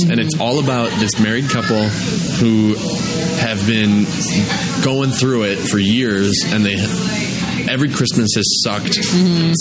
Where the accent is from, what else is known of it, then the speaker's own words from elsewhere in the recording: United States; I'm an American.